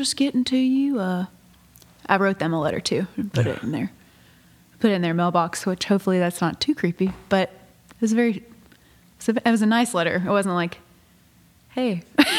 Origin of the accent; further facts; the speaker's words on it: Nashville, Tennessee, United States; also born or lived in Jackson; being from Nashville